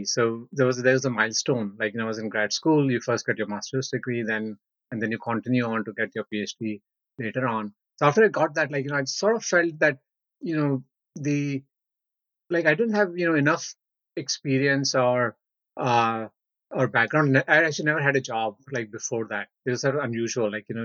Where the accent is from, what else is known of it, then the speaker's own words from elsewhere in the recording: India; I was born in India, went to high school in the city, like stayed in that whole city until high school